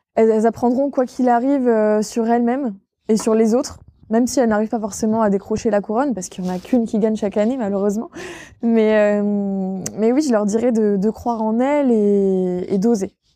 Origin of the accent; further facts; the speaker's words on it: Villedieu-les-Poêles, Normandy, France; moved away as an adult; now in Caen, France; Moi, je suis originaire de Vidieu-les-Poils à la base